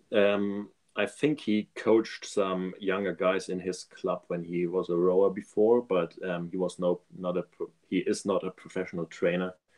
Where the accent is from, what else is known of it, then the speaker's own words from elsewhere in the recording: Germany; I'm from Germany